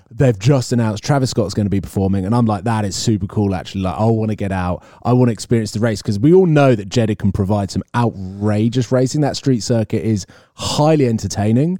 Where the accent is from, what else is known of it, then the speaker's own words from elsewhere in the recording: United Kingdom; I'm British